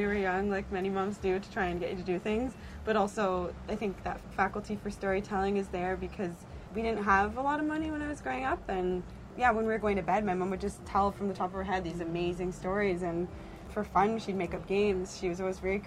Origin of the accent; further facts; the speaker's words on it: Brampton, Ontario, Canada; I grew up in Brampton, Ontario